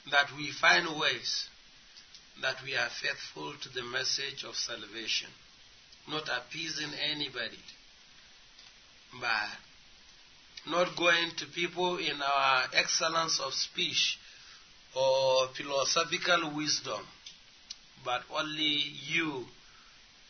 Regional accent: Nigeria; We came from Nigeria

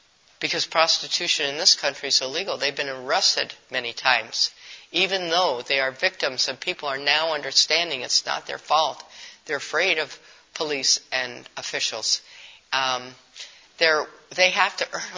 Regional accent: Milwaukee, Wisconsin, United States; In our city, I'm from Milwaukee

